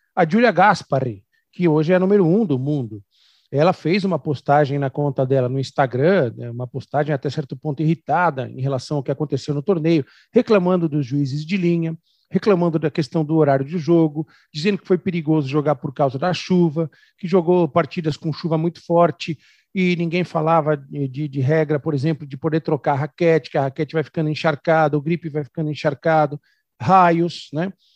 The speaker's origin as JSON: {"language": "Portuguese", "region": "São Paulo", "country": "Brazil", "said": "Eu que sou de São Paulo, que jogo beach tênis em academia"}